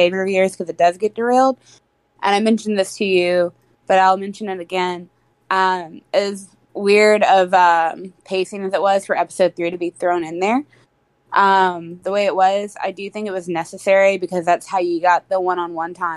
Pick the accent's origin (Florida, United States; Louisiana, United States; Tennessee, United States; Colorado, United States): Louisiana, United States; Cajun; I'm Cajun